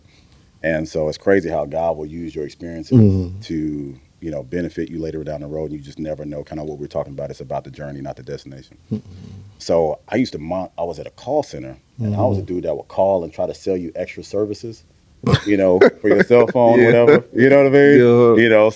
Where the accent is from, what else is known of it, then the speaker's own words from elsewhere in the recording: Missouri City, Texas, United States; I grew up in Mo City.